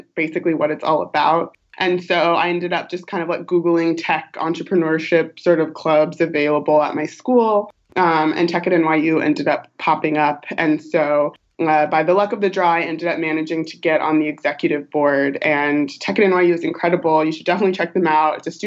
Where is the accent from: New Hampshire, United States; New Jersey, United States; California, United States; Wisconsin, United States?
California, United States; Long Beach; moved away as an adult; also born or lived in New York; now in San Francisco, United States; I'm originally from Long Beach, Southern California, SoCal girl